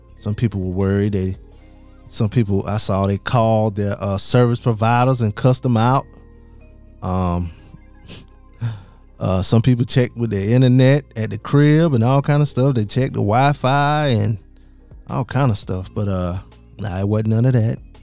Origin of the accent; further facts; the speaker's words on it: South Carolina, United States; I'm from South Carolina